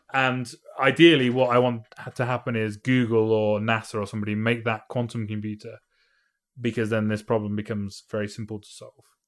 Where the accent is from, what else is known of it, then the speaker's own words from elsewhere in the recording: United Kingdom; I'm from Britain